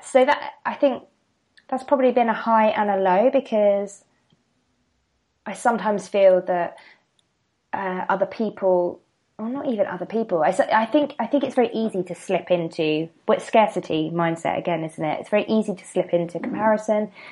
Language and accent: English; the seaside in Kent, South East England, United Kingdom; moved away as an adult; also born or lived in London; I'm from um, the seaside um, in Kent.